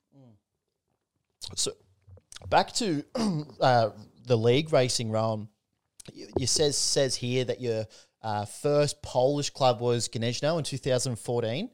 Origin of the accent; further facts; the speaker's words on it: Newcastle, New South Wales, Australia; it makes me proud to be a Novocastrian, like from Newcastle, from the Hunter Valley area.